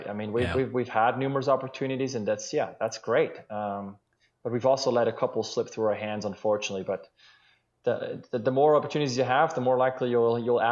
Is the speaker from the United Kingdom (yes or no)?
no; Switzerland; now in Seattle, United States; growing up in Switzerland